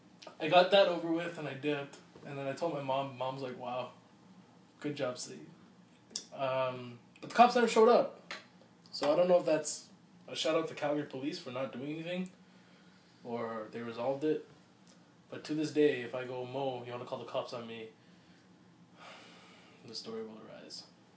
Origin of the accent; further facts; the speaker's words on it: Assam, India; I'm from Assam, from India.